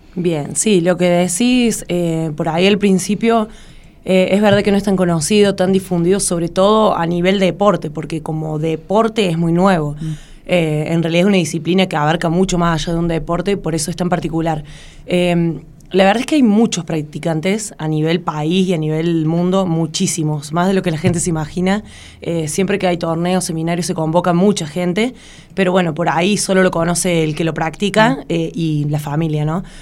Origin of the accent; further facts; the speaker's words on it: Río Cuarto, Córdoba, Argentina; soy la única de Río Cuarto